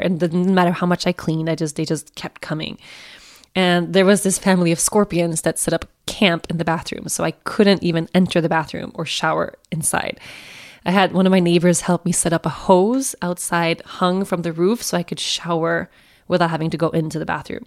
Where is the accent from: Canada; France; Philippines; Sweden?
Sweden; Sweden, my home country